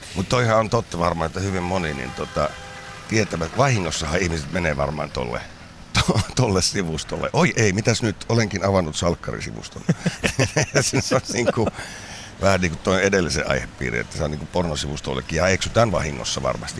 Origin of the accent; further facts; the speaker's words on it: Kuopio, North Savo, Finland; mä oon sieltä kotoisin Kuopiosta